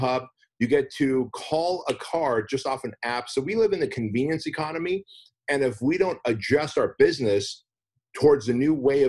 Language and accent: English; United States; English is a second language; also born or lived in Armenia; I was a kid when we came to the United States. I didn't speak English